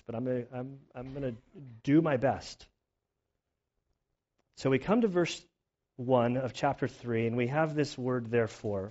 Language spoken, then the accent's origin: English; United States; as like an American